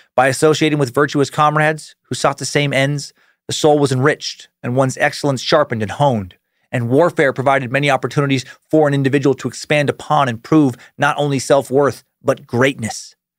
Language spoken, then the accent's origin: English; Riggins, Idaho, United States; moved away; I was and will always be considered a local by some because I was born in Riggins. My family goes several generations deep in Riggins